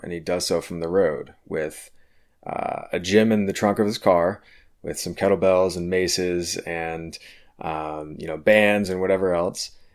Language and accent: English; Richmond, Virginia, United States; I'm gonna be bringing you today's episode from my hometown, uh, of Richmond, Virginia